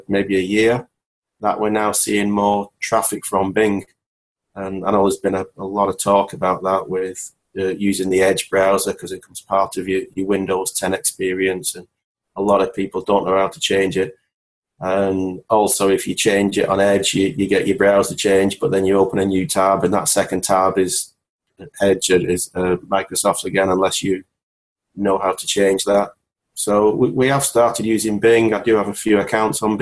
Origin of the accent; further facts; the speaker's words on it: Wigan, North West England, United Kingdom; I'm from Wigan, near Manchester